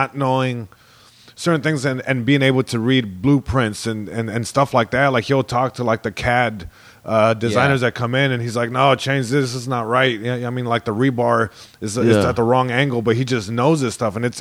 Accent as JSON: {"language": "English", "town": "Long Beach", "region": "California", "country": "United States", "tie": "born or raised there", "said": "Long Beach, born and raised."}